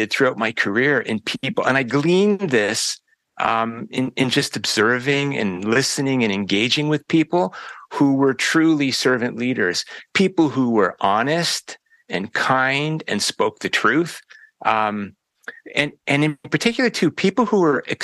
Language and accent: English; Chatham, Ontario, Canada; also born or lived in Windsor, Ontario; I grew up here in Ontario. In fact, I've spent my entire life in this province